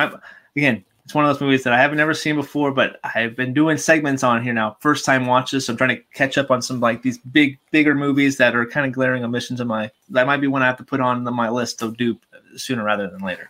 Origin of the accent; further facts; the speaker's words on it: Anaheim, California, United States; I grew up in Anaheim, California